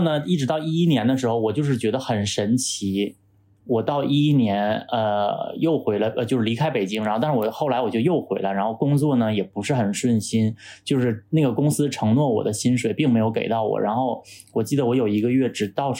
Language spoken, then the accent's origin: Chinese; Shenyang, Liaoning, China; now in Beijing, China; 就像我从沈阳来到北京的那种感觉